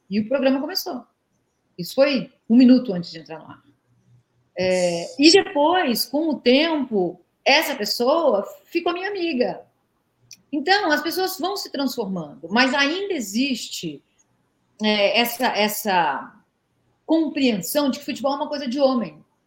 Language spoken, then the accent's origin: Portuguese; Brazil; eu cresci é, num Brasil que proibia legalmente mulher de jogar bola